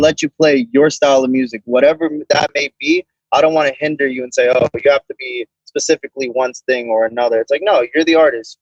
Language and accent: English; Boca Raton, Florida, United States; I'm from Boca Raton, born and raised in Florida.